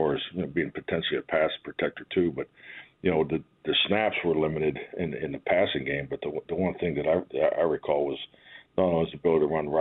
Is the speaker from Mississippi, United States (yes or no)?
no; Pittsburgh, Pennsylvania, United States; moved away; being a kid growing up in Pittsburgh